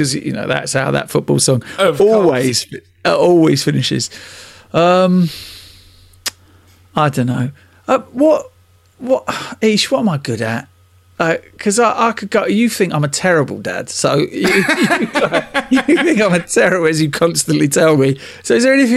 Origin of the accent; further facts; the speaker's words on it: Harlow, East of England, United Kingdom; I'm from Harlow.